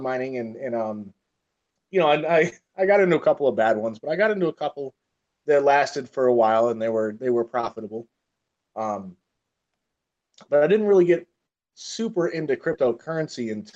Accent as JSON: {"language": "English", "region": "Michigan", "country": "United States", "tie": "born or raised there", "said": "I grew up in Michigan"}